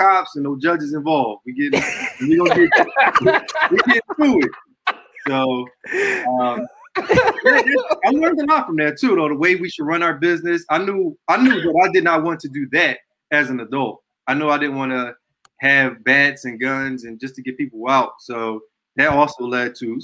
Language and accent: English; Philadelphia, Pennsylvania, United States; I was born and raised in Southwest Philadelphia